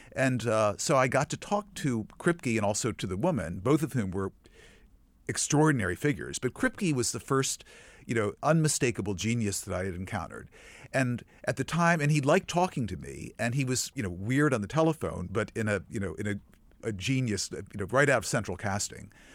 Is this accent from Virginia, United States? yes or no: yes; Virginia, United States; I grew up in Virginia